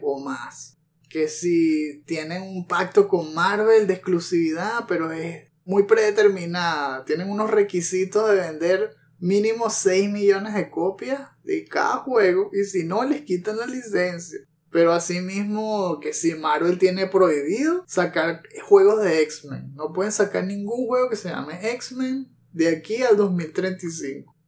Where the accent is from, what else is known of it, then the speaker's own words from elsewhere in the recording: Venezuela; accent: Venezuelan; Si no se han dado cuenta todavía por el acento, pues sí, somos venezolanos